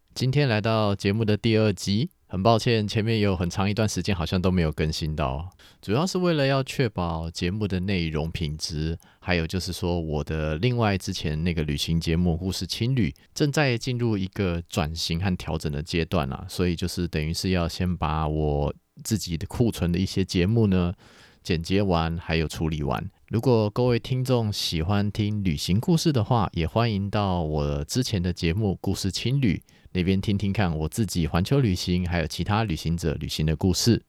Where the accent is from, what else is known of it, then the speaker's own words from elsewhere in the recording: Taiwan; 我们台湾人们呢，其实说到底是一开始以农耕社会为主的华人社会